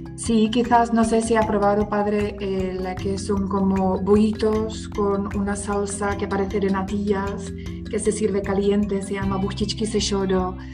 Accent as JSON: {"language": "Spanish", "town": "Blatná", "region": "South Bohemian Region", "country": "Czechia", "tie": "born or raised there", "also_born_or_lived": "Písek", "moved": "yes", "lives_now": "Prague, Czech Republic", "said": "nací en Pisek, y luego mis padres vieron en Blatna"}